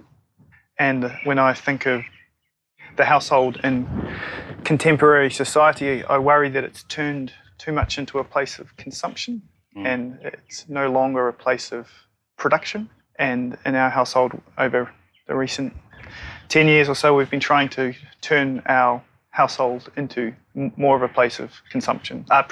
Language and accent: English; New Zealand; now in Australia; I'm a New Zealander living in Australia